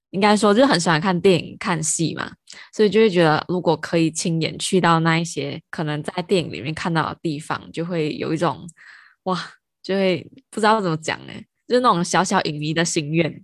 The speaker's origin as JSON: {"language": "Chinese", "country": "Malaysia", "said": "我们马来西亚人都觉得这个国家很危险。 对，以前以前我们都觉得危险。以前呢，啊，那时候我们在念台湾念大学的时候"}